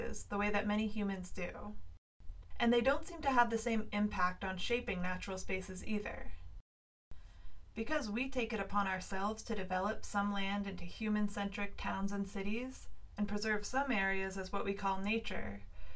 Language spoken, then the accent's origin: English; Massachusetts, United States; now in Portland, United States; I'm not native to Portland myself. I was born in Massachusetts.